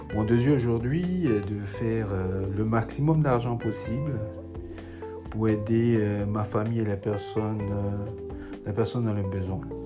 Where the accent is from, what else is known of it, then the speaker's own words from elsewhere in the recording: Lyon, Auvergne-Rhône-Alpes, France; moved away as an adult; now in United States; Je suis de Lyon, euh, vieux aux États-Unis euh, depuis plus, euh, de 5 ans